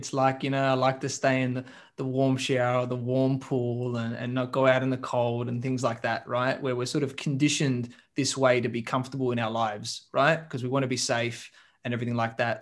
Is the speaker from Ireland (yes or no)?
no; Adelaide, South Australia, Australia; moved away; I grew up in Adelaide, in the smaller place in Australia, South Australia there.